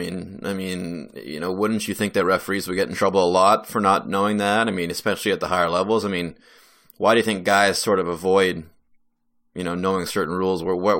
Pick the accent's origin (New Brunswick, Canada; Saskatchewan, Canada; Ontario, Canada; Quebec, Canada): New Brunswick, Canada; that's kind of the hockey that I grew up with here in New Brunswick was CIS.